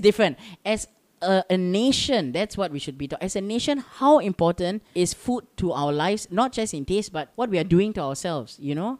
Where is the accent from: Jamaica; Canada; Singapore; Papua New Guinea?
Singapore; I'm Singaporean